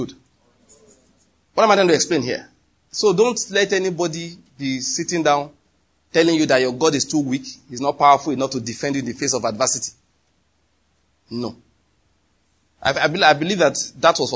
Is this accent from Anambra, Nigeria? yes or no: yes; Anambra, Nigeria; now in Enugu, Nigeria; You know I'm from Anambra.